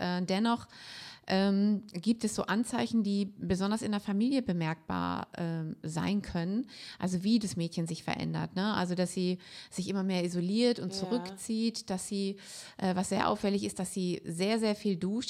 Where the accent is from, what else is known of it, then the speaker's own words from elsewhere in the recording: Germany; bei uns in Deutschland